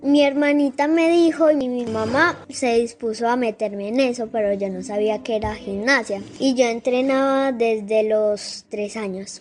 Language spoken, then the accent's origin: Spanish; Sabaneta, Antioquia, Colombia; yo soy de Sabaneta, pero yo entreno en Envigado